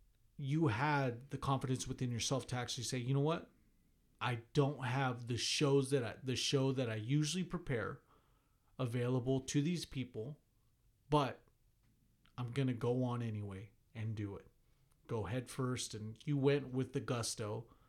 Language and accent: English; Missouri, United States; but hey, I'm from Missouri. I'm from the show me state.